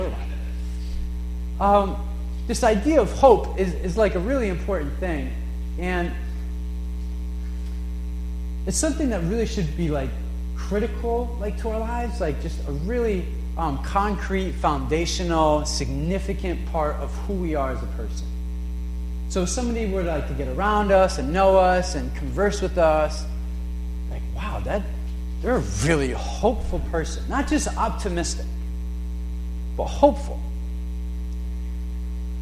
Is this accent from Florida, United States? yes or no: no; New London, Connecticut, United States; growing up in New London